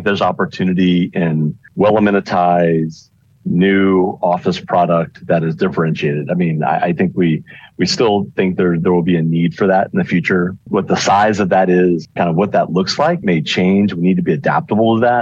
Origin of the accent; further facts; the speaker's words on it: Houston, Texas, United States; I'm actually born and raised in Houston area